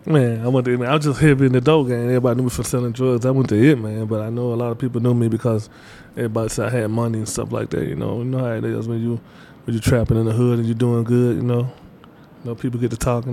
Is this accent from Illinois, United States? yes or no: no; Batesville, Mississippi, United States; I'm from Batesville, Mississippi